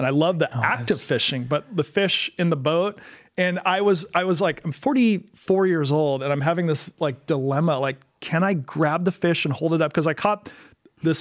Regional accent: Tacoma, Washington, United States; I was born in Tacoma, Washington

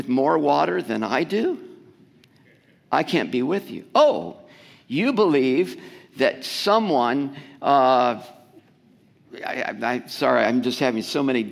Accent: United States; because we're Americans

